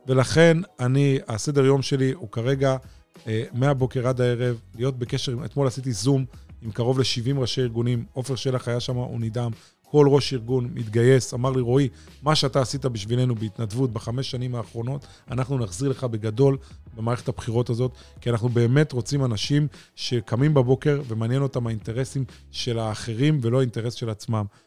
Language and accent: Hebrew; Holon, Tel Aviv District, Israel; גדלתי והתחנכתי בעיר חולון